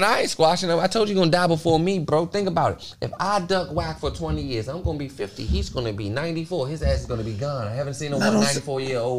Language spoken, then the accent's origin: English; Washington, District of Columbia, United States; I'm from Washington, D.C.